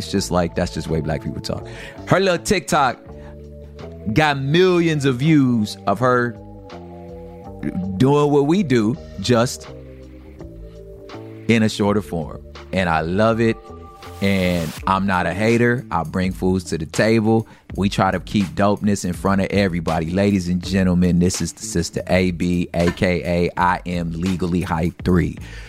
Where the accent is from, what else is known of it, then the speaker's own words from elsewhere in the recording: Los Angeles, California, United States; So I'm originally from South Central. Same thing, moved around a lot. I lived on the east side though